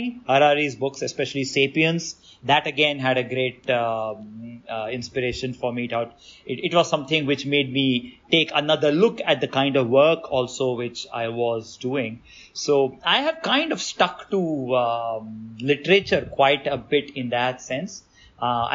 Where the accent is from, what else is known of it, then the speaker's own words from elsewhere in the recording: Delhi, India; first language Hindi; English is a second language; moved away as an adult; now in Chennai, India; I was born and brought up in Delhi